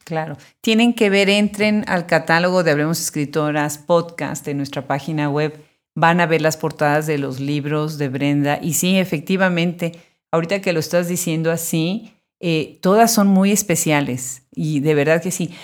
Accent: Mexico; los que nacimos en México

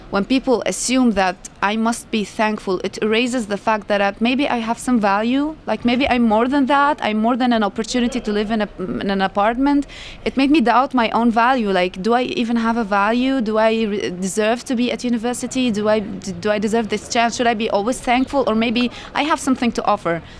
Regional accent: Damascus, Damascus Governorate, Syria; moved away as an adult; now in Berlin, Germany; from Damascus. I'm 24 years old and I live in Germany for 3 years now.

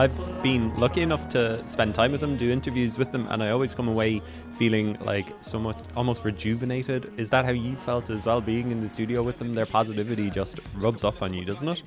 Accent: Ireland; as Irish people

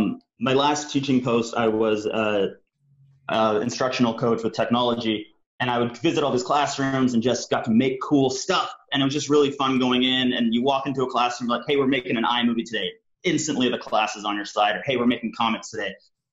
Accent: Canada; also born or lived in United Kingdom; I'm a Canadian and British cartoonist, filmmaker, and educator.

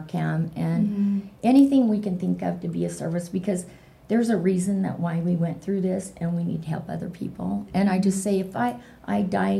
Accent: Ogden, Utah, United States; I'm from Ogden

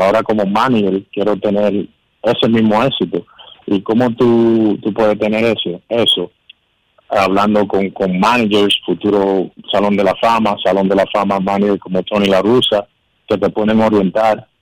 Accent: Dominican Republic; aquí en la línea Mar, en mi país, pero con los Leones del Corrido, el, equipo que yo eh, desde niño he seguido

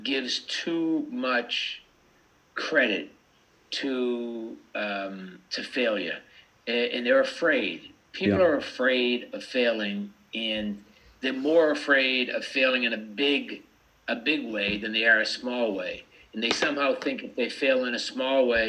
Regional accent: United States; I grew up in America

